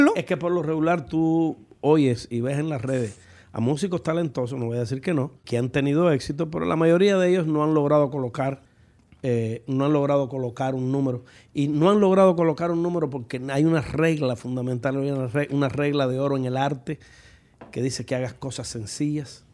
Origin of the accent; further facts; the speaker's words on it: Cuba; moved away as an adult; now in United States; si a mis años me hubiese llegado el la condena de haber tenido que permanecer en mi país, pues yo no sé qué hubiese sido de mis hijas